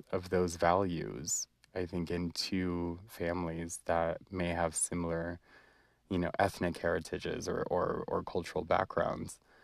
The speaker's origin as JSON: {"language": "English", "country": "United States", "tie": "born or raised there", "said": "being a Palestinian and being a Muslim growing up in America"}